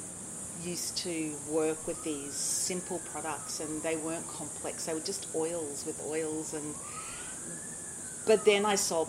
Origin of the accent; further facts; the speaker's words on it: Brisbane, Queensland, Australia; I come from Brisbane